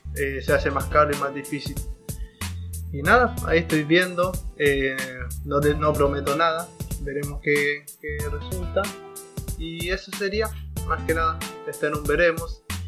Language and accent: Spanish; Arica, Arica y Parinacota, Chile; soy de Chile, para ser específico de Arica